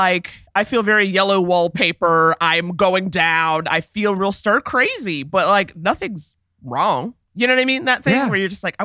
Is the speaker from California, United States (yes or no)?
no; New York City, New York, United States; Harlem, born and raised